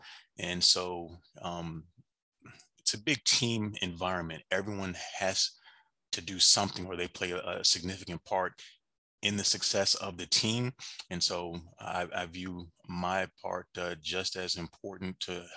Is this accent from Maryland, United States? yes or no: yes; Washington, D.C. / suburbs of Maryland, United States; moved away as an adult; now in Atlanta, United States; I am actually from Washington, D.C. That is, the DMV is home for me. Grew up in the suburbs of Maryland, probably in grade school, and moved down to Atlanta back in 2003-ish